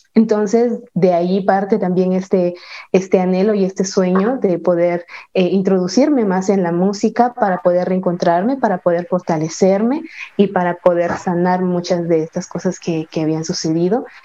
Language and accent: Spanish; San Juan Comalapa, Chimaltenango, Guatemala; desde, desde mi pueblo, desde mi amado pueblo, San Juan Comalapa, Chimaltenango, aquí en Guatemala